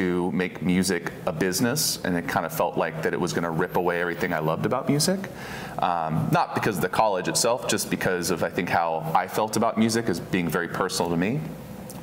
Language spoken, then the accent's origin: English; Oregon, United States; also born or lived in Houston, Texas; I've spent the majority of 30 years in Oregon, out in Chehalem Mountain